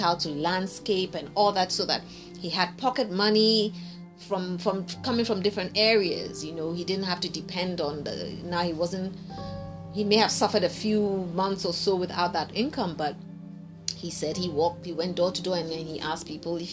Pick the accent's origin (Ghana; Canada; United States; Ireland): Ghana; everybody growing up in Ghana knew my dad